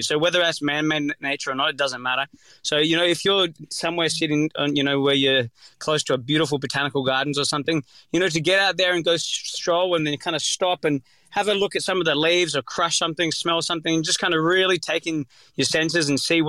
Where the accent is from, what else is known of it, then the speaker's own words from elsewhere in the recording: Sydney, New South Wales, Australia; I'm from Sydney, Northern Beaches, so I'm used to just jumping in the water in my shorts up there.